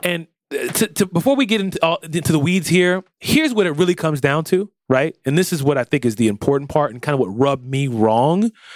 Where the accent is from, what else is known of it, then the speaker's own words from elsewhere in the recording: United States; I'm American